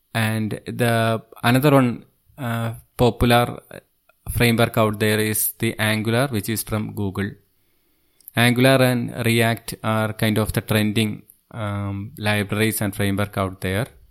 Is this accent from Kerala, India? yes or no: yes; Thiruvananthapuram, Kerala, India; I am from Thiruvananthapuram, Kerala state, which is on the southernmost part of India.